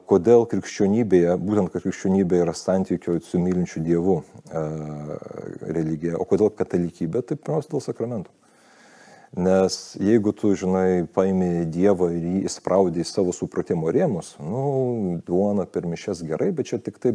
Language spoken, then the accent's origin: Lithuanian; Lithuania; also born or lived in United States; kaip lietuvis